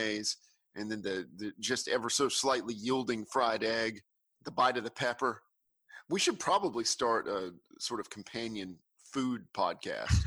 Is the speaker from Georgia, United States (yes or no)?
yes; South Georgia, United States; I am Southern, okay? Yeah. I'm from South Georgia